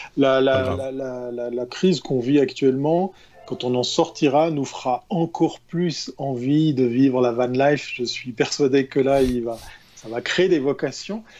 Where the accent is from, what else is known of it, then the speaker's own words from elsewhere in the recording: Switzerland; chez nous en Suisse